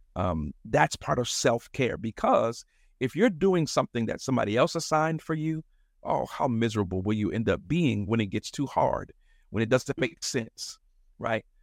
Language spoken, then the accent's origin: English; Chicago, Illinois, United States; also born or lived in Madison, Wisconsin; a Chicago native, mostly, actually, I was born in Madison, Wisconsin, believe it or not, and, uh, moved here when I was four, so I'm, I consider myself a, a, a West Sider till